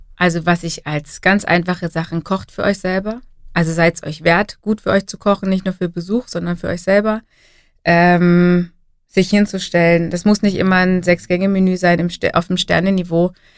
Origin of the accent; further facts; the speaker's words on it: Germany; bei uns in Deutschland